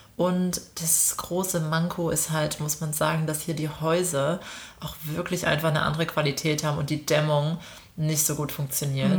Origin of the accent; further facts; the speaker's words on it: Germany; now in Melbourne, Australia; für uns als, als Deutsche